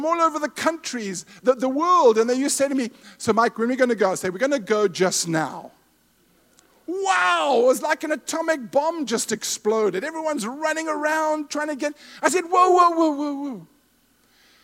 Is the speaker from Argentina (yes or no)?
no; Zimbabwe; moved away; My wife and I were raised in Rhodesia/Zimbabwe. We're from Zimbabwe.